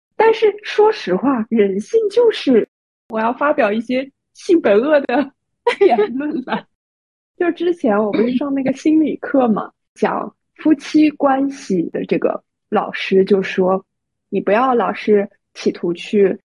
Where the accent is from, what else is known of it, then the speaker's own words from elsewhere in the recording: Shanghai, China; 作为上海人的我